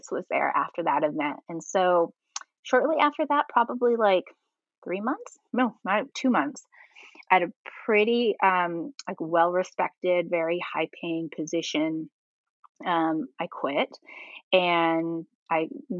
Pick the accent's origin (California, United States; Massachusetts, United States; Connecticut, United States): California, United States; I'm from California, but I've lived other places